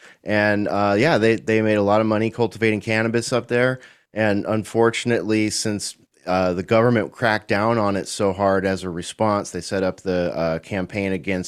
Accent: California, United States; I'm from California, lived most of my life in California, born in the far northern part of California

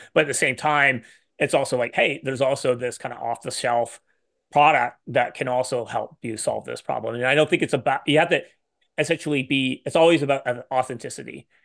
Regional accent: Canada; I'm Canadian

